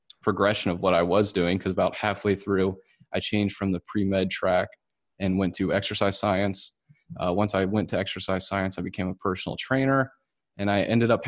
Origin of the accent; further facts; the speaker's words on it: Winston-Salem, North Carolina, United States; moved away as an adult; also born or lived in Auburn, Alabama; going from North Carolina, which is where I was raised, actually in Winston-Salem